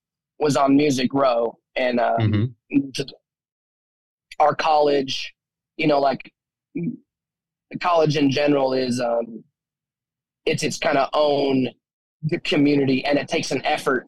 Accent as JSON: {"language": "English", "region": "Wyoming", "country": "United States", "tie": "born or raised there", "said": "growing up in Wyoming"}